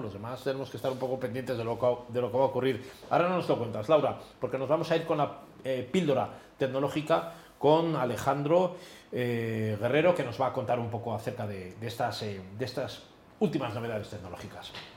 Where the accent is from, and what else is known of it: Spain